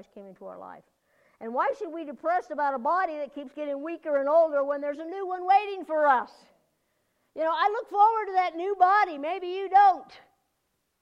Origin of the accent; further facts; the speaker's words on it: United States; as an American